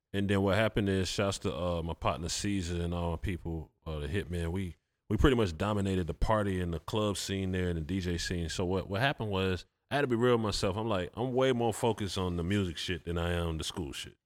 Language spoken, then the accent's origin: English; Atlanta, Georgia, United States; I'm from Atlanta.